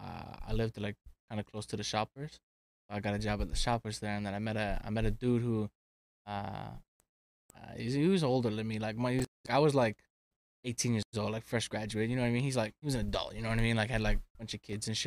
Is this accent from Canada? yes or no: yes; Ottawa, Ontario, Canada; also born or lived in Pembroke; when I grew up here in Ottawa.